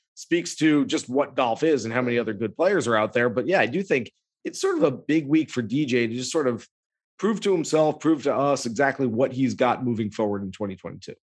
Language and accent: English; California, United States; I grew up in California